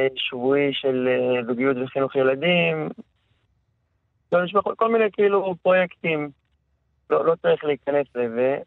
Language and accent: Hebrew; Beit She'an, Northern District, Israel; יליד בית שאן